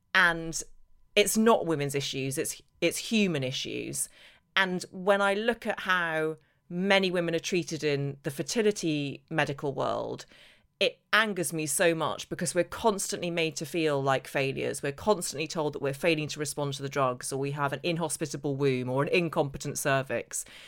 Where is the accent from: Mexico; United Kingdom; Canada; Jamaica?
United Kingdom; Northern Ireland; I grew up in Northern Ireland where there was barely any sunshine